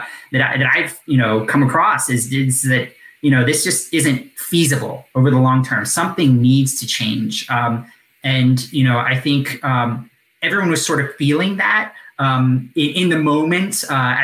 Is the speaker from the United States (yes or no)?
yes; Deep South, United States; moved away; I'm from the Deep South